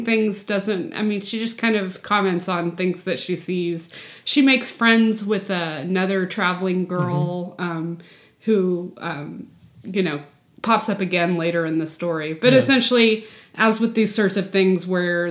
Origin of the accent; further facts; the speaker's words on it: the Texas Panhandle, United States; I grew up in the panhandle of Texas